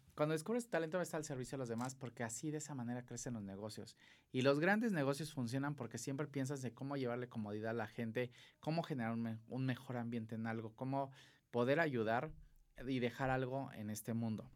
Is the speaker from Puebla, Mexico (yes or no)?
no; Acapulco, Guerrero, Mexico; accent: costeño; yo soy de Acapulco